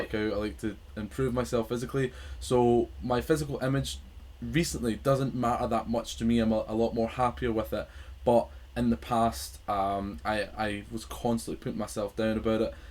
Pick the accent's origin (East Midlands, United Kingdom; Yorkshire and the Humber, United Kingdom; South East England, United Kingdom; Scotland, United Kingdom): Scotland, United Kingdom; I am from Scotland